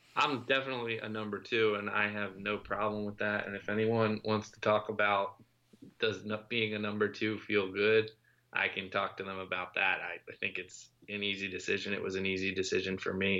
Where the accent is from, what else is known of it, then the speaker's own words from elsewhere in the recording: Lancaster, Pennsylvania, United States; he and I were high school friends and we grew up in Lancaster, Pennsylvania